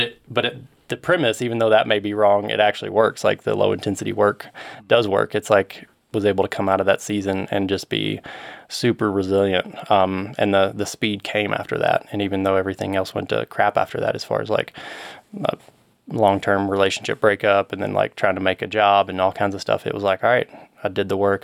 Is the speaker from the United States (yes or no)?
yes; Murray, Kentucky, United States; now in Colorado Springs, United States; Western Kentucky, I grew up in Murray